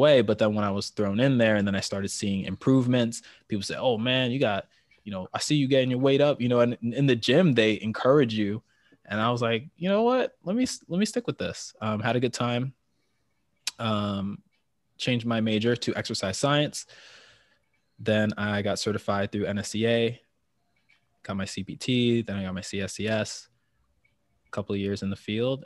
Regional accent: New York City, New York, United States; born and bred in the city. New York is my hometown.

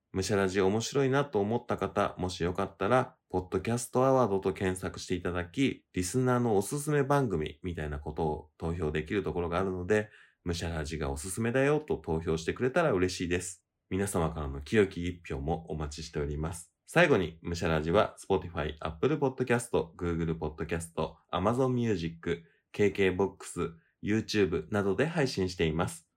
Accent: Tokyo, Japan; 日本、東京

